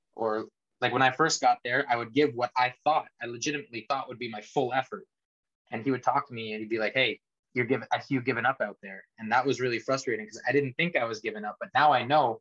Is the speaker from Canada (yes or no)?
yes; Canada; moved away as an adult; I was a competitor from Canada